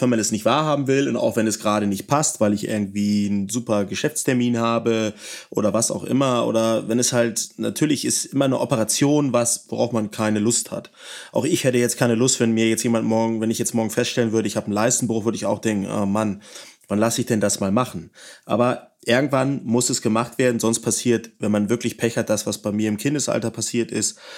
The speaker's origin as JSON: {"language": "German", "region": "Northern Germany", "country": "Germany", "said": "Ich komme ja aus dem Norden"}